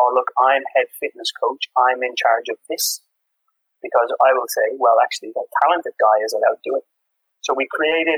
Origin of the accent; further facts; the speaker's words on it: Dublin, Ireland; also born or lived in England; now in Copenhagen, Denmark; I have this experience of growing up in Ireland, working in England